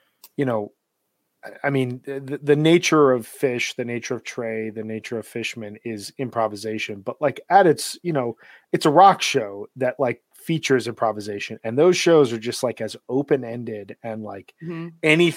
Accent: Midwest, United States; I'm not from New York. I'm from the Midwest

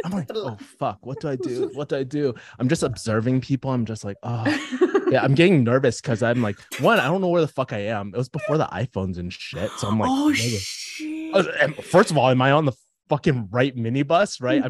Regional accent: United States; Hong Kong, it's like a bit of British culture, but we're not, I'm American, right?

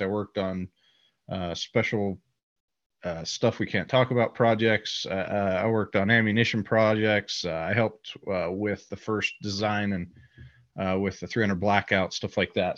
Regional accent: Utah, United States; I live here in Utah. I grew up in Utah

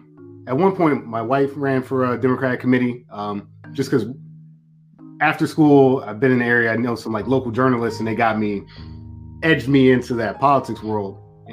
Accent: Maryland, United States; So I grew up in Maryland. I grew up near D.C. So, you know, that was basically where my roots were starting out.

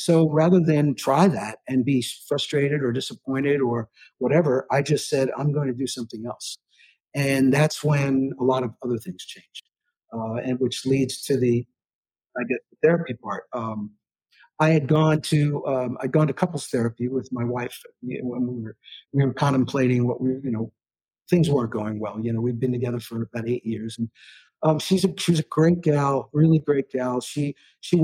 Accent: New York City, New York, United States; also born or lived in Aspen, Colorado; now in Nashville, United States; I was born in New York City

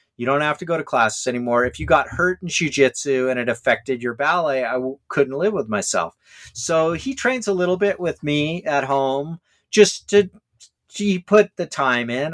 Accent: Hawaii, United States; me growing up in Hawaii

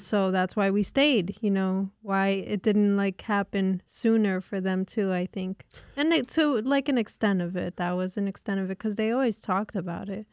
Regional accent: Newark, New Jersey, United States; I grew up, I was born literally in Newark and lived in Newark

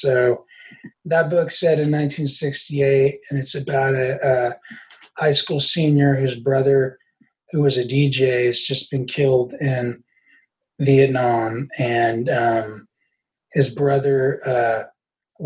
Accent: Huntington, West Virginia, United States; moved away; my hometown's the overdose capital of the world. And my home state, West Virginia

